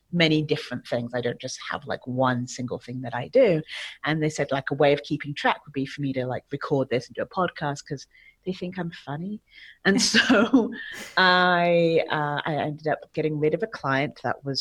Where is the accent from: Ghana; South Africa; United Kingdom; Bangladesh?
United Kingdom; England; moved away as an adult; now in Mexico; So I'm from England, but I currently reside in Mexico. I've been here for about 15 years.